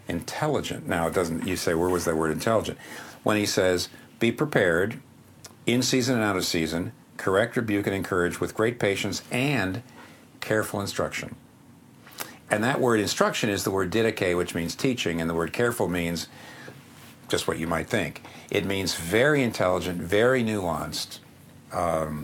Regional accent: Pennsylvania, United States; up here in the Northeast where I'm from Pennsylvania

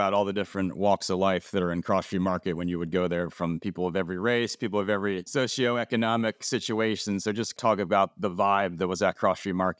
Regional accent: Annapolis, Maryland, United States; also born or lived in South Baltimore; now in Baltimore, United States; I grew up in Annapolis in a suburban setting and was always loved coming into the city growing up.

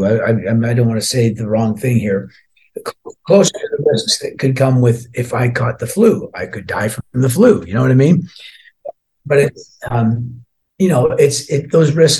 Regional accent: Scotland, United Kingdom; although I was born in Scotland, I'm only half Scottish. My dad was from Ireland.

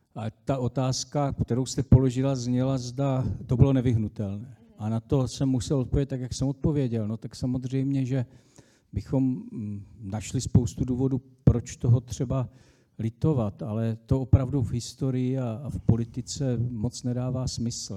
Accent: Czechia; jako Češi, český národ, máme dlouhodobou státnost v rámci zemí koruny české

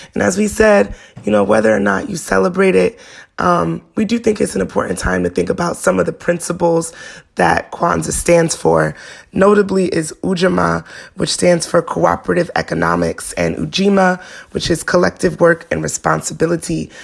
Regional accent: New York City, New York, United States; Bed-Stuy brat

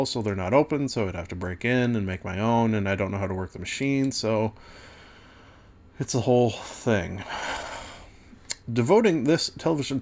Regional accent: Canada; being Canadian

